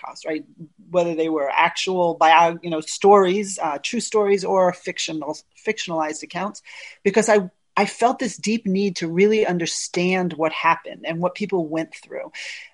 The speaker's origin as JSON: {"language": "English", "country": "United States", "tie": "born or raised there", "said": "My whole growing up in the United States"}